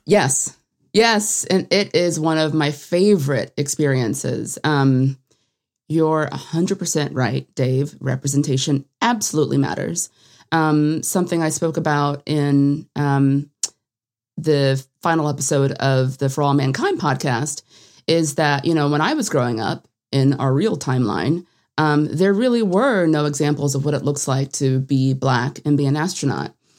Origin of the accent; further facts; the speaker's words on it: Atlanta, Georgia, United States; I'm from Atlanta.